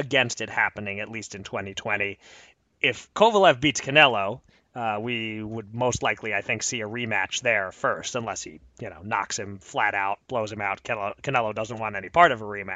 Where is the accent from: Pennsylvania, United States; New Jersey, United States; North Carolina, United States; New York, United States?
Pennsylvania, United States; my home state of Pennsylvania